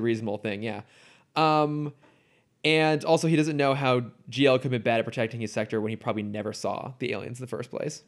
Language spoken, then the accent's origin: English; near San Jose, California, United States; I grew up near San Jose